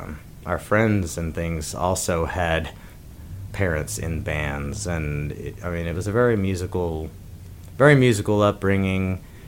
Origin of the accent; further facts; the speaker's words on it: Wheaton, Missouri, United States; It's a little rural town, about 700 people in the southwest corner of Missouri.